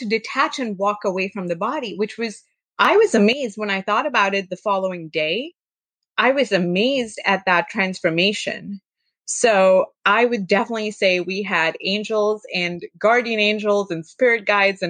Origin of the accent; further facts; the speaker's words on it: India; growing up in India